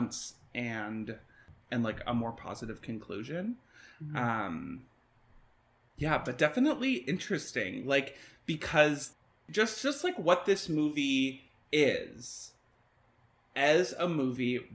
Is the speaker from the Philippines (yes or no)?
no; Canada; as like Canadian people